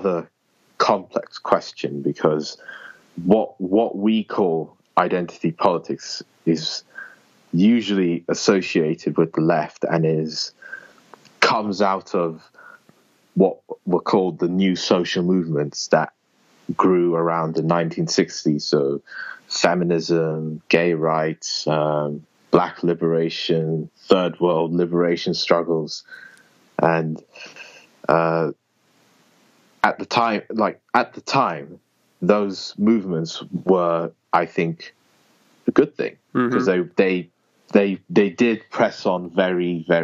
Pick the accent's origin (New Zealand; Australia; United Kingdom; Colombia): United Kingdom; I'm from Britain, or the United Kingdom